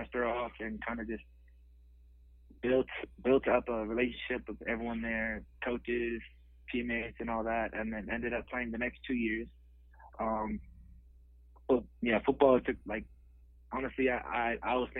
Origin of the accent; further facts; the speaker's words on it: California, United States; I'm from Chemical, California, small town south of San Francisco. About like 15-20 minutes, and yeah, born and raised all around Thumbtail